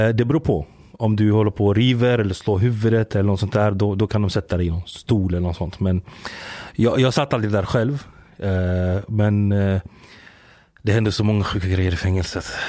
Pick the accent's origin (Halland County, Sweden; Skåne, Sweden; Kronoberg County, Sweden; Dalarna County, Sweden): Kronoberg County, Sweden; Växjö; also born or lived in Giza, Egypt; där jag är uppväxt i, i Växjö